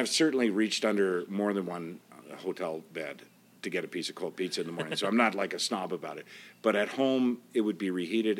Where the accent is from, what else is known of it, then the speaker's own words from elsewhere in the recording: Prince Edward Island, Canada; I know, you say it like you don't think I'd know it because of my, I have no accent, but I'm from Prince Edward Island.